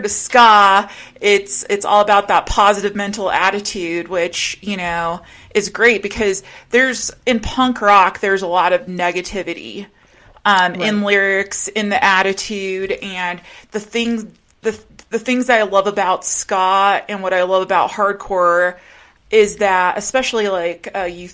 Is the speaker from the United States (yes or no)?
yes; Rocky Mountains, United States; me being a girl, a teenager growing up in the Rocky Mountains